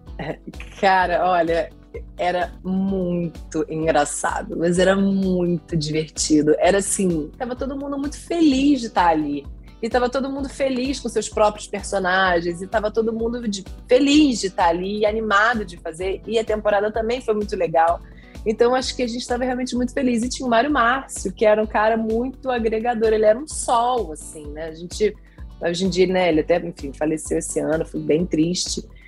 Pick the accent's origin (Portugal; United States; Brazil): Brazil; como brasileiro